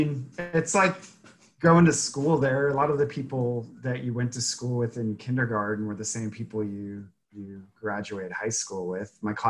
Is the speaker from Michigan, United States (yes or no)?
no; Harrisonville, Missouri, United States; also born or lived in Rolla, Missouri; now in Kansas City, United States; I'm from Harrisonville, Missouri.